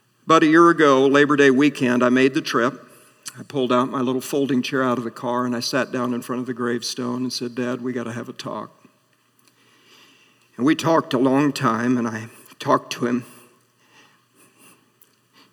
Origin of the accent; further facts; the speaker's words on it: Atlantic, Iowa, United States; moved away as an adult; my hometown of Atlantic